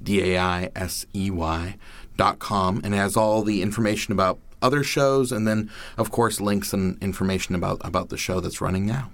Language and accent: English; Maine, United States; I and my family, everyone I, I knew growing up in Maine were storytellers